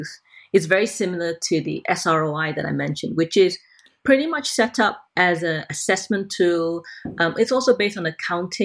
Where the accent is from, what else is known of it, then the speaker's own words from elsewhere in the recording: Malaysia; moved away; I'm originally Malaysian and I still have lots of links there